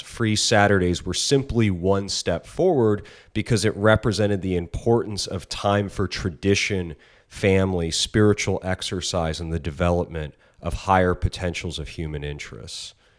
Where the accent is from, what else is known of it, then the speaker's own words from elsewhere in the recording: United States; I'm American